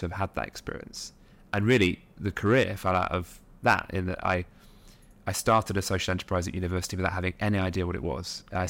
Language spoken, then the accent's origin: English; Nottingham, East Midlands, United Kingdom; now in London, United Kingdom; But, you know, we grew up on a working class estate in Nottingham, which you wouldn't know from my accent now, but it's all kind of disappeared in sort of London.